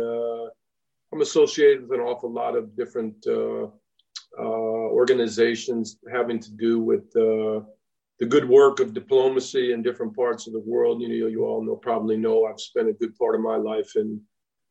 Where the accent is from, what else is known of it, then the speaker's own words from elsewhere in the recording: Framingham area, Boston, Massachusetts, United States; I grew up on Woodmere Road